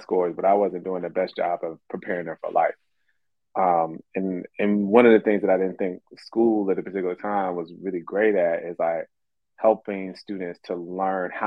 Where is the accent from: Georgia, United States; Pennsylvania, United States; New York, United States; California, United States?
Georgia, United States; Atlanta; I grew up in Atlanta.